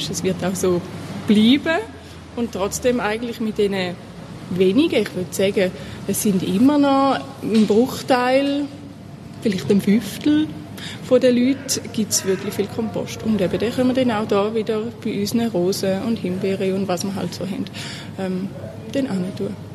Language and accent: German; Thurgau, Switzerland; also born or lived in Basel; Ich komme nicht von Basel, was man ja mit dem Dialekt auch angehört. Und das heisst, ich komme äh, aus dem Thurgau. Meine Mutter hat immer kompostiert, obwohl wir nicht jetzt ultraländlich aufgewachsen sind.